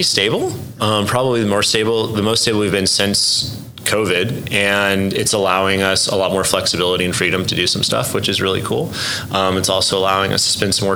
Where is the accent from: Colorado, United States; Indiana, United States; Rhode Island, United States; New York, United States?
Colorado, United States; Denver; moved away as an adult; also born or lived in Southern California; now in Oklahoma City, United States; I was born in Southern California, and my family, when I was like 8, moved to Denver, and so I grew up out there